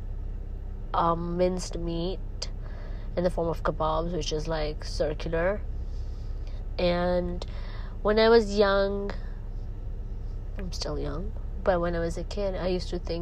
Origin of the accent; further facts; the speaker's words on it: Saudi Arabia; I've been in Saudi all my life, and by blood, I'm Pakistani